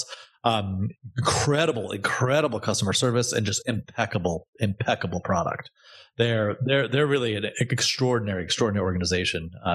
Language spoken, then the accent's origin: English; Danbury, Connecticut, United States; moved away as an adult; also born or lived in Providence, Rhode Island; moved to Danbury, Connecticut, out in the country when I was six. So I did most of my growing up in Danbury